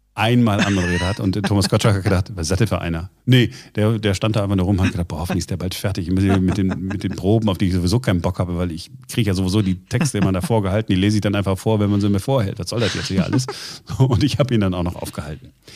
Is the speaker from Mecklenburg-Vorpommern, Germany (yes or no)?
no; Duisburg, North Rhine-Westphalia, Germany; in Duisburg, wo ich herkomme